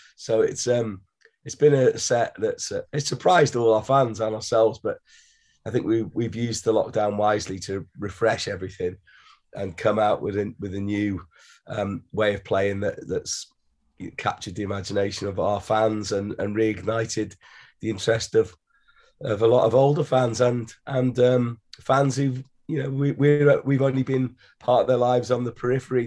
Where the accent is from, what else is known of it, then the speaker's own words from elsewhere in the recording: Wales, United Kingdom; we come from Wales